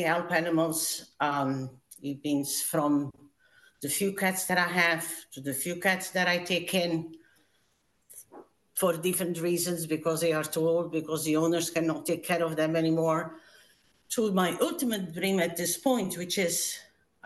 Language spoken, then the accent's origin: English; Portugal; moved away as an adult; I immigrated from Portugal when I was 19, so a long time ago.